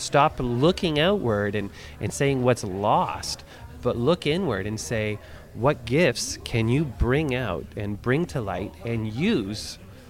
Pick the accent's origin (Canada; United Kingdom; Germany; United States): Canada; I am in such a place of safety within my role of privilege as a Canadian, as a white male